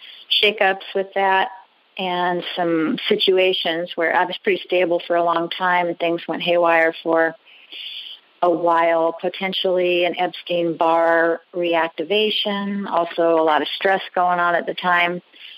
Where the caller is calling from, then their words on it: Albany, Oregon, United States; I'm calling from Albany, Oregon.